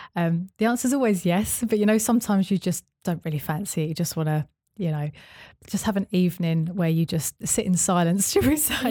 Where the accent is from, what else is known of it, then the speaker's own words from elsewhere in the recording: Essex, East of England, United Kingdom; moved away as an adult; also born or lived in Bristol; I moved from Bristol back to my hometown in Essex